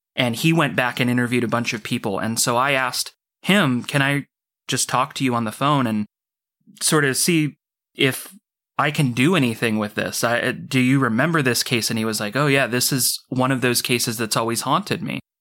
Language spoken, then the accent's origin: English; Orcutt, California, United States; I've been in this town my whole life. It's a little town called Orchid. It borders on the southern end of Santa Maria